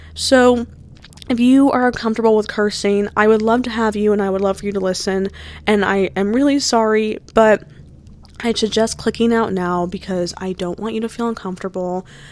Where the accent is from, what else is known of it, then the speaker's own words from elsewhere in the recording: New Jersey, United States; I am from New Jersey. That's where the school is. Um, born and raised. I was born on the shore